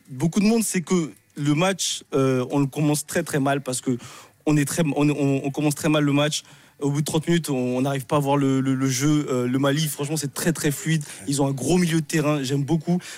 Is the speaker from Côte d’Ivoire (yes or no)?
yes; Côte d’Ivoire; moved away; là je reviens ici en Côte d'Ivoire dans mon pays natal.